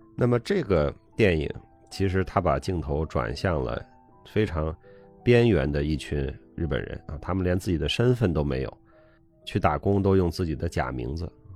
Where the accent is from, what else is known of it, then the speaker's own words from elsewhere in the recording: China; also born or lived in Beijing; 我们中国人喜欢往大了说